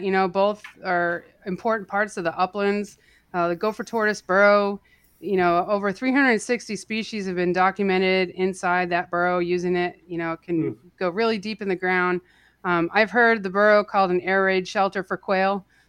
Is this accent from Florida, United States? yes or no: no; Massachusetts, United States; also born or lived in East Coast; So I grew up all over the East Coast, but spent most of my time growing up in Massachusetts. Made my way down to the Southeast to work on my PhD